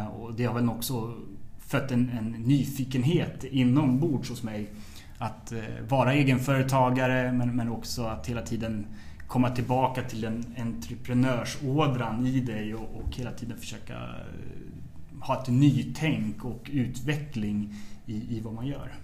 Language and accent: Swedish; Trosa, Södermanland, Sweden; also born or lived in Nyköping; är uppvuxen i en skärgårdsidyll eh, strax söder om Stockholm som heter Trosa.